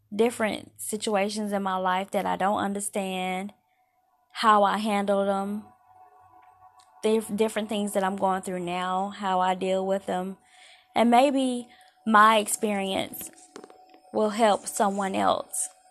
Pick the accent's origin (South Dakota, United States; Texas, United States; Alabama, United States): Alabama, United States; now in Georgia, United States; I'm originally from Alabama